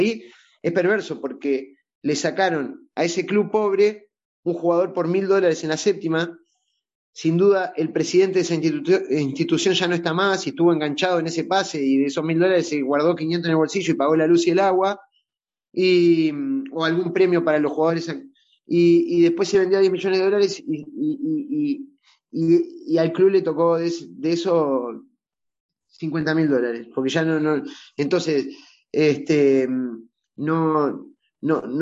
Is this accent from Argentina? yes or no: no; Uruguay; Gracias, Me, despido como, como bien uruguayo. Vamos arriba.